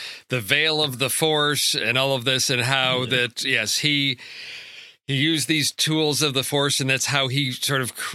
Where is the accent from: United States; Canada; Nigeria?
United States; Chicago, Illinois; growing up in Chicago in the 80s